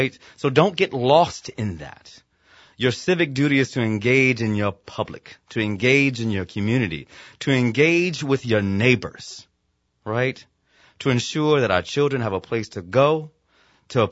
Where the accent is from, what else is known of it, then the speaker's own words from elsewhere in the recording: Virginia, United States; my home state of Virginia